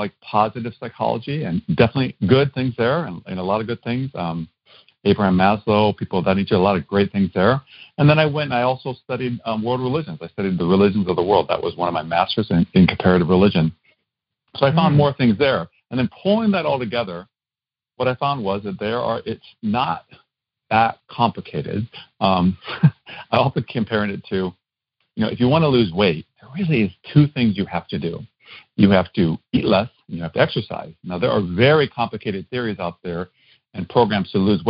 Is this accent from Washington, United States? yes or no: no; Iowa, United States; I grew up in Iowa. That's where I'm originally from